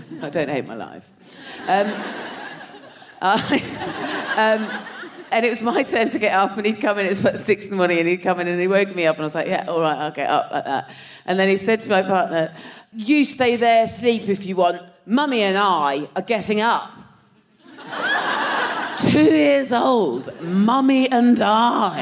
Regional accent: Dorset, South West England, United Kingdom; moved away; I'm from Dorset

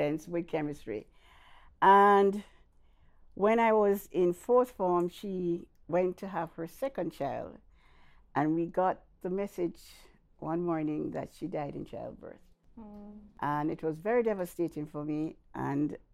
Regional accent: Kingston, Jamaica; also born or lived in Mandeville, Jamaica / Manchester, Jamaica; my adopted mom took me from birth from the hospital, and we spent about 2 years in Manchester, then we came to Kingston.

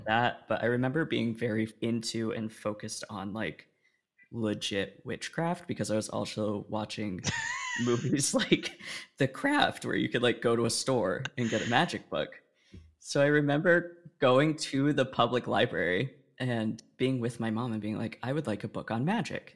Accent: Oregon, United States; I grew up in Oregon

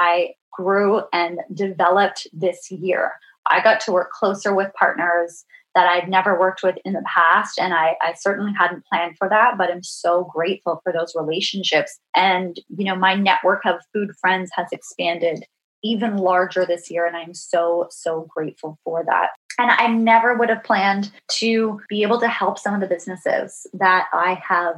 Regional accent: Ontario, Canada; I've grew up in Ontario

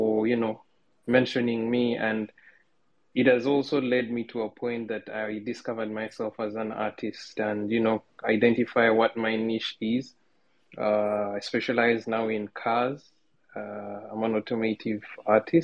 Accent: Uganda; now in Dubai, United Arab Emirates; I come from Uganda, but currently based in Dubai

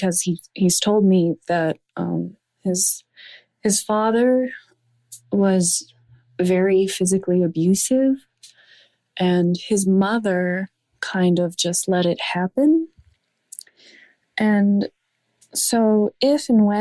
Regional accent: Canada; I'm 18 years old. I'm from Canada

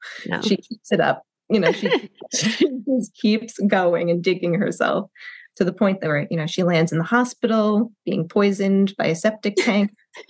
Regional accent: Kansas, United States; now in New York, United States; It's like, I'm from Kansas.

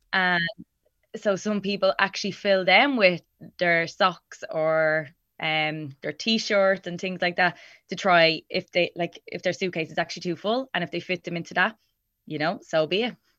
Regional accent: Ireland; us as Irish people

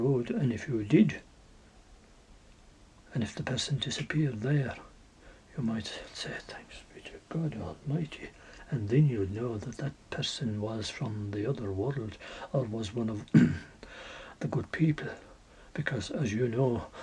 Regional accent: Ireland; we're all Irish

